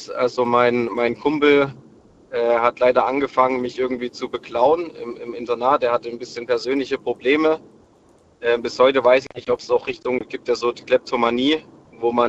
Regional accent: Saxony, Germany; zusammen vom kleinen Dorfverein also ich komme aus dem Erzgebirge, zusammen auf die Sportschule gegangen in Chemnitz

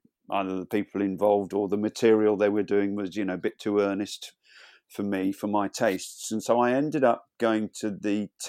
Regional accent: Birmingham, West Midlands, United Kingdom; also born or lived in Cleethorpes; But I was born in Lincolnshire, in Cleethorpes in Lincolnshire. Stop me if I go on too long, but we moved around a lot. No, we weren't on the run from the police. I pretty much spent my primary school years in Birmingham suburbs

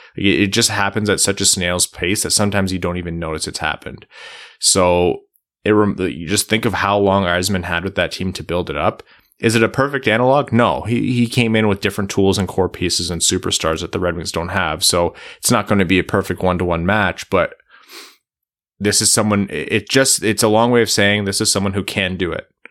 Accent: United States; as an American

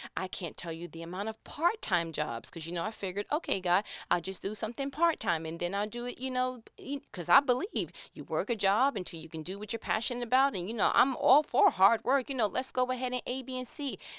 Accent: New York, United States; moved away as an adult; born and raised in New York

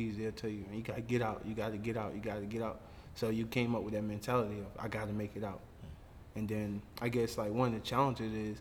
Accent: Varnville, South Carolina, United States; I'm from Barnville, South Carolina

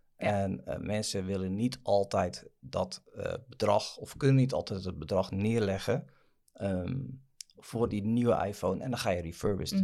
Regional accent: Netherlands; We zijn Hollanders

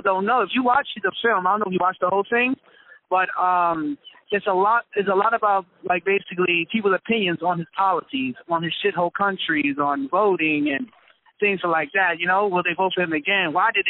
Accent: Bronx, New York, United States; now in East Orange, United States; You know, I'm from the Bronx.

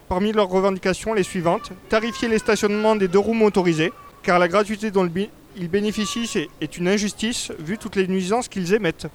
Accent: France; je suis français

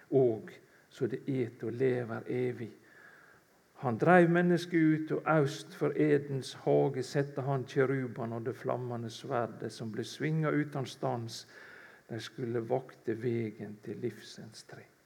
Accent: Kvitsøy, Rogaland, Norway; moved away; jeg stammer egentlig fra Kvitsøy i Rogaland, ute i Buknafjorden der.

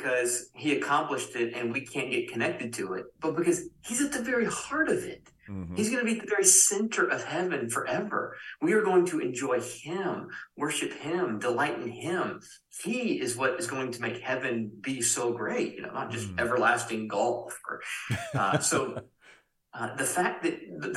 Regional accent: Spartanburg, South Carolina, United States; Growing up in Spartanburg, South Carolina

